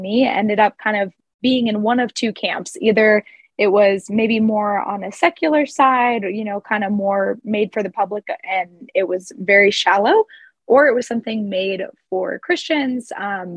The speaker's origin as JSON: {"language": "English", "region": "Midwest", "country": "United States", "tie": "born or raised there", "moved": "yes", "lives_now": "Denver, United States", "said": "I grew up in the Midwest"}